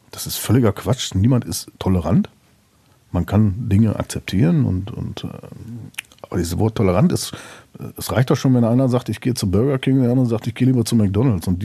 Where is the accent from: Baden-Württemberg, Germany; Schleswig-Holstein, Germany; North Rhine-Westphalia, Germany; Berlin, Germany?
North Rhine-Westphalia, Germany; Ja, gut, da bin ich typischer Westfale, das kennst du ja auch.